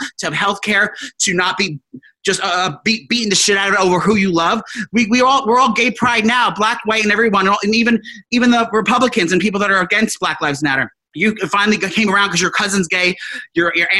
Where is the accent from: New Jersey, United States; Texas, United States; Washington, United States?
New Jersey, United States; these people I grew up with in New Jersey